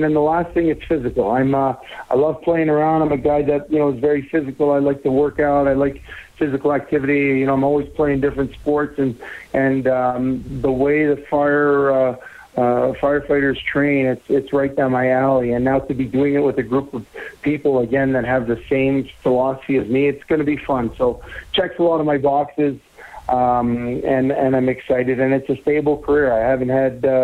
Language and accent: English; Saint-Léonard, Quebec, Canada; moved away as an adult; also born or lived in Edmonton / Calgary; my hometown of San Leonard